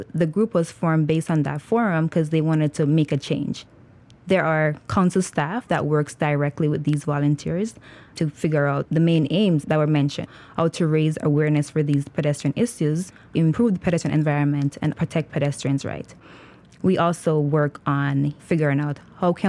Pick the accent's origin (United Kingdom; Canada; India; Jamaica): Jamaica; now in Philadelphia, United States; I am originally from Jamaica